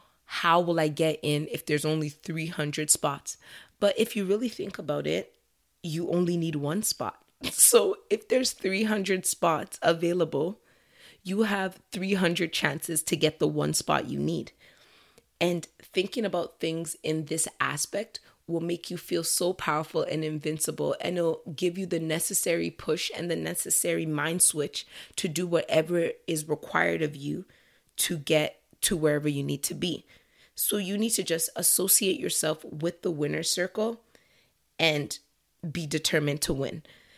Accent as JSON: {"language": "English", "country": "Nigeria", "said": "so I'm Nigerian Canadian. I think you guys know that already."}